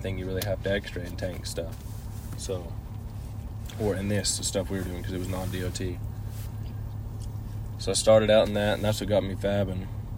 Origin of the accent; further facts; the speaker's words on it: Yale, Oklahoma, United States; Yale, Oklahoma.